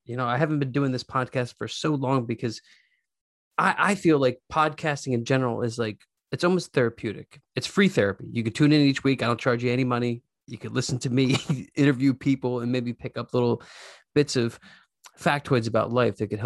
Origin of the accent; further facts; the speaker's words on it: Conshohocken, Pennsylvania, United States; So I grew up in Conshy.